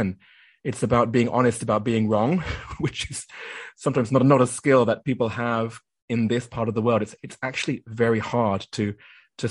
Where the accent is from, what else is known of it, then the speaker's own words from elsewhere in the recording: United Kingdom; moved away as an adult; also born or lived in Japan; I did some work in my home country. That was the UK